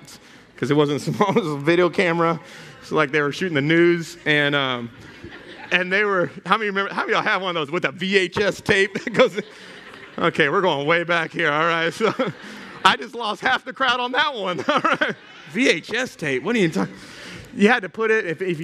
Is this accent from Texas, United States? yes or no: yes; Houston, Texas, United States; moved away; I grew up in Houston, Texas. I am a Texas boy that turned Cajun